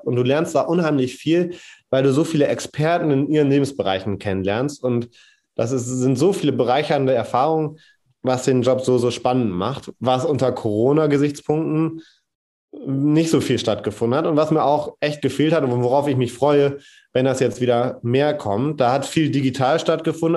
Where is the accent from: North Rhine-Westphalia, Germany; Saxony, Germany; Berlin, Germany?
North Rhine-Westphalia, Germany; Rheine; bei uns in Rheine